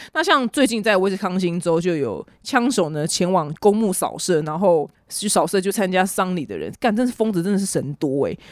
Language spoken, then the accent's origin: Chinese; Taiwan; 我从小到大，其实我生在台湾